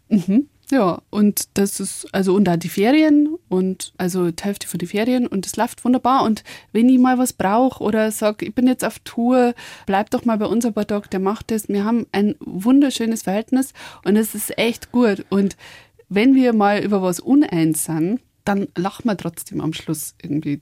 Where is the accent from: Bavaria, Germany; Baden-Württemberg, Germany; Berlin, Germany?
Bavaria, Germany; Upper Palatinate; accent: Oberpfälzisch; also born or lived in Mexico; auf Deutsch und Bayerisch